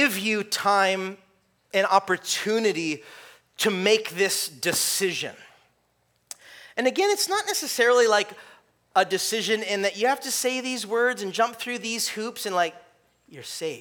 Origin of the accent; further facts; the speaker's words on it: California, United States; I grew up in California